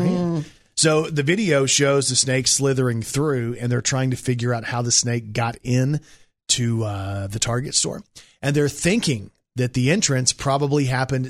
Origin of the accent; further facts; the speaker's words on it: Plano, Texas, United States; Shout out Plano, Texas, 75075.